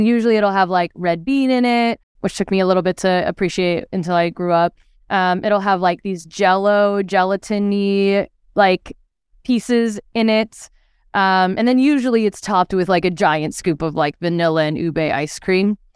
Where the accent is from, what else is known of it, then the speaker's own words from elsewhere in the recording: California, United States; born there; also born or lived in Philippines; I was born in California, and then after, shortly after I was born, my family we actually moved to the Philippines, and so I spent like my babyhood there, which is why my mom thinks I'm more Filipino than you know American